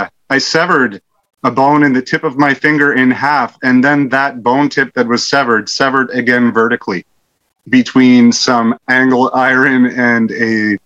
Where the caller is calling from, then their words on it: Pokeshaw, New Brunswick, Canada; I am calling from Canada, from the frozen north.